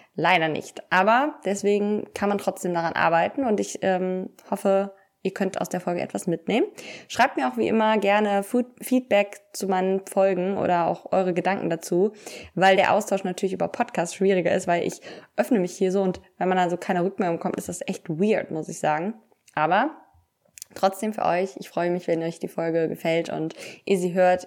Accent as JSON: {"language": "German", "town": "Cologne", "region": "North Rhine-Westphalia", "country": "Germany", "said": "bei uns in Köln ist ja Karneval"}